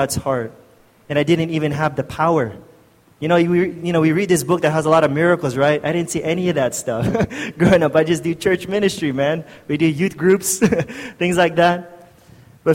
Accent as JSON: {"language": "English", "country": "United States", "moved": "as an adult", "lives_now": "Philippines", "said": "I'm from the States, and I moved here when I was 20-something years old"}